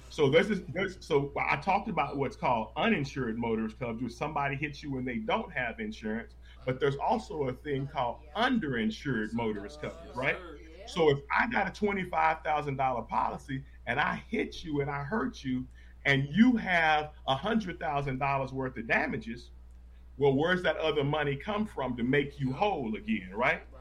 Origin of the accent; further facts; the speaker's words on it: Texas, United States; now in St. Louis, United States; I'm born and raised in Texas.